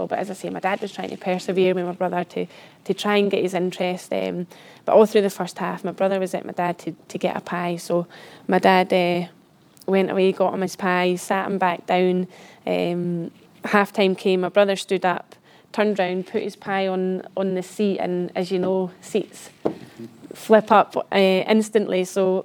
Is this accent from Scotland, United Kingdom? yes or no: yes; the Borders, Scotland, United Kingdom; I come from the Borders, a small village in the Borders, and I was the only girl that played football down there